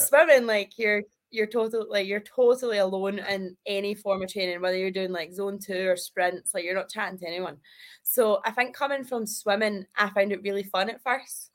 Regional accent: Kirkintilloch, Scotland, United Kingdom; I am from Kirkintilloch, which is like 20 minutes outside of Glasgow

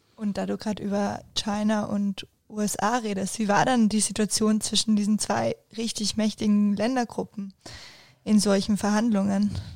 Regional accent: Spain; als Spanierin

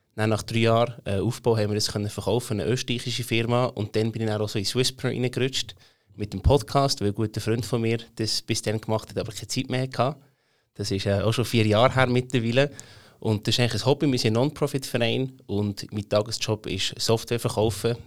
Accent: Emmental, Bern, Switzerland; accent: Bernese German; ich bin aufgewachsen im Emmental, ein richtiges Landei, darum rede ich auch das schöne Berndeutsch

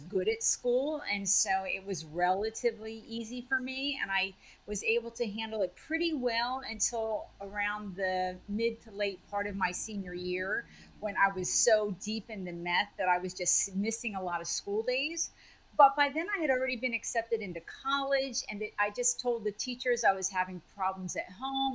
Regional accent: New Jersey, United States; moved away as an adult; also born or lived in California; I grew up in New Jersey, so it was a big move for me all the way across the country

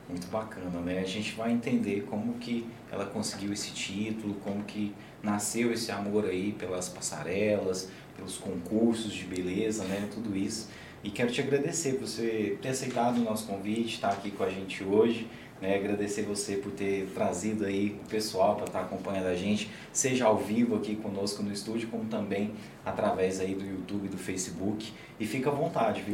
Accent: Morrinhos, Goiás, Brazil; now in Caldas Novas, Brazil; A gente veio para Caldas Novas com essa esperança, a gente é lá de Morrinhos.

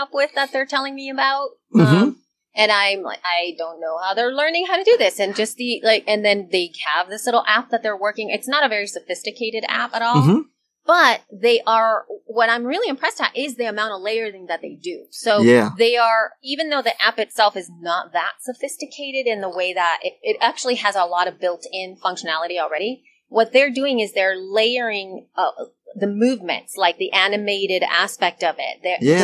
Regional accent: El Salvador; moved away; I'm from El Salvador

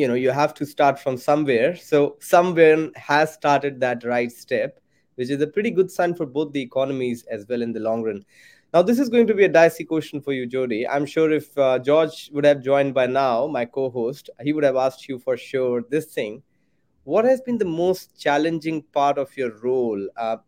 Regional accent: India; moved away as an adult; now in Australia; I come from India. I'm born and brought up in India, and I've been now studying and working in Australia now for 4 years

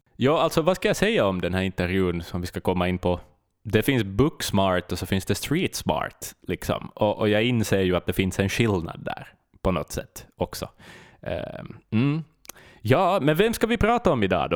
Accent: Vaasa, Ostrobothnia, Finland; min hemstad

